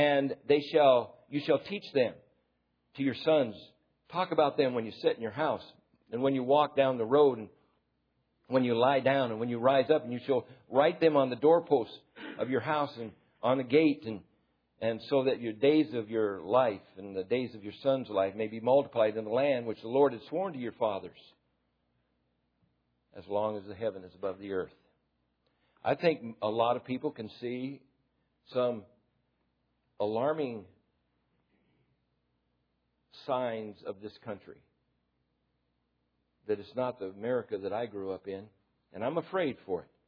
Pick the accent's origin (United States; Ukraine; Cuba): United States; I'm an American